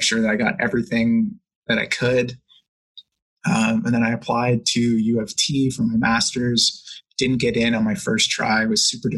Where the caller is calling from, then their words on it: Hamilton, Ontario, Canada; I'm calling in from Hamilton, Ontario in Canada.